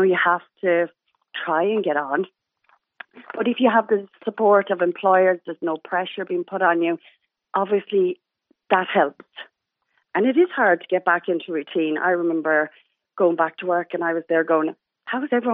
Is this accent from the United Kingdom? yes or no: no; Ireland; also born or lived in United States; we're very lucky being Irish